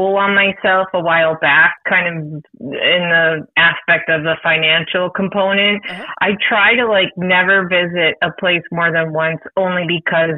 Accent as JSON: {"language": "English", "town": "Buffalo", "region": "New York", "country": "United States", "tie": "born or raised there", "moved": "yes", "lives_now": "Virginia, United States", "said": "I grew up in Buffalo right on the border of Canada"}